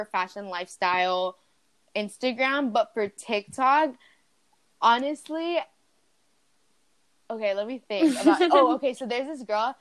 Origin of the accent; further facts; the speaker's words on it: Colombia; now in United States; I'm not American, guys. I'm Colombian. I just live here